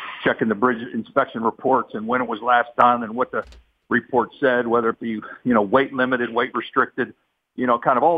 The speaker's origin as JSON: {"language": "English", "town": "Pittsburgh", "region": "Pennsylvania", "country": "United States", "tie": "born or raised there", "said": "where we grew up over in the East End, connects from Regent Square to Squirrel Hill"}